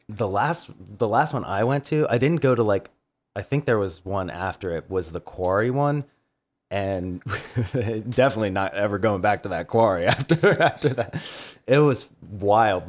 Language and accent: English; Baltimore, Maryland, United States; we're from Baltimore